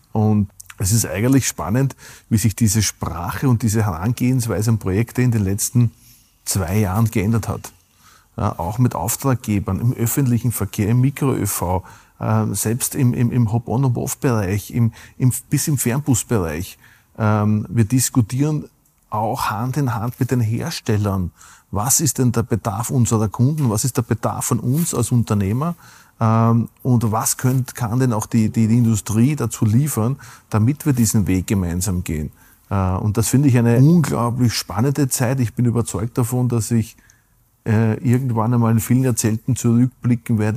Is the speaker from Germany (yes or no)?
no; Burgenland, Austria; Und ich darf es mein Heimatbundesland zitieren. Das Burgenland ist hat einen Nationalpark.